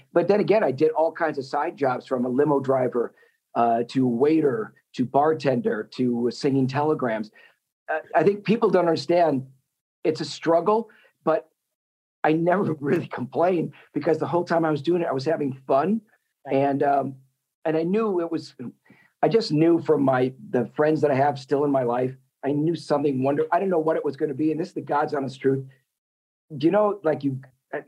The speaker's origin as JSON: {"language": "English", "region": "Wisconsin", "country": "United States", "tie": "born or raised there", "moved": "yes", "lives_now": "Los Angeles, United States", "said": "growing up in Wisconsin"}